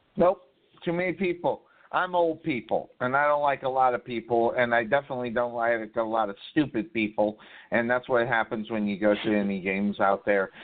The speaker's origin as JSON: {"language": "English", "town": "Tempe", "region": "Arizona", "country": "United States", "said": "I'm from Arizona, Party Town, USA, Tempe, Arizona"}